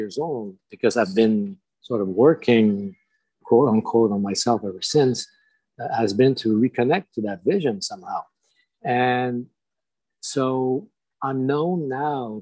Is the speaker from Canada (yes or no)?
yes; Montreal, Quebec, Canada; first language French; English is a second language; And I'm from Quebec. I'm a Francophone. So this is happening in the north part of Montreal, Quebec.